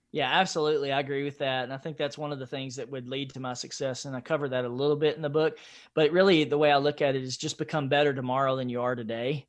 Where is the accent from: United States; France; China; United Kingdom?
United States; Nashville, Tennessee; I grew up in East Nashville, Nashville, Tennessee